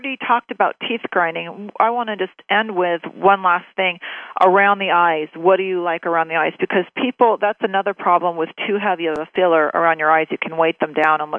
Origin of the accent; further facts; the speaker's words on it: Newport Beach, California, United States; I didn't grow up there, so I can talk about it. I grew up in Newport Beach